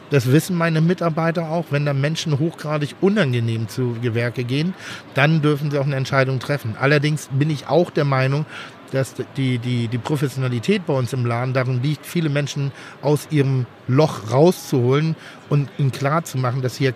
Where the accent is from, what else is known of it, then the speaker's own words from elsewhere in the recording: Cologne, North Rhine-Westphalia, Germany; Ja, ja, ich komme aus Köln.